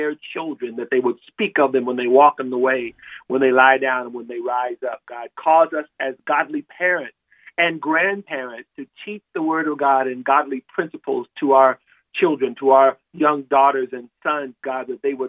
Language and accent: English; California, United States; moved away; I'm from California, I no longer live there now